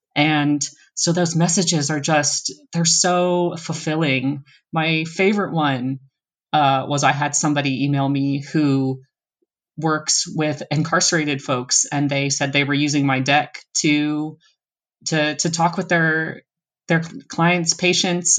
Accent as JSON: {"language": "English", "region": "East Coast of the US", "country": "United States", "also_born_or_lived": "Seattle", "moved": "yes", "said": "We're both originally from the East Coast of the U S and then I've also lived in Seattle"}